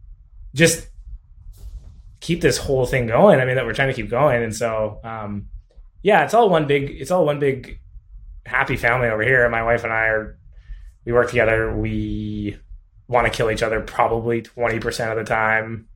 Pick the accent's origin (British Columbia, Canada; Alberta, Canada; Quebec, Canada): Alberta, Canada; also born or lived in Okanagan; now in Kelowna, Canada; I grew up in Alberta